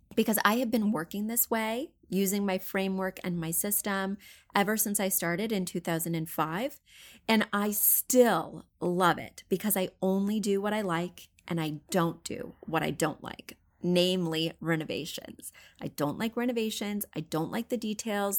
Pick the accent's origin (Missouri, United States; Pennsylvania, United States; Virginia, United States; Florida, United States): Missouri, United States; moved away; I'm from Missouri. I grew up poor